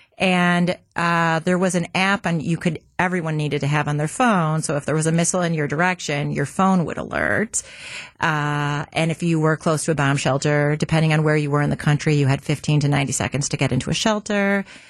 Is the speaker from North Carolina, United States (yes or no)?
no; Milwaukee, Wisconsin, United States; I grew up in the North Shore of Milwaukee.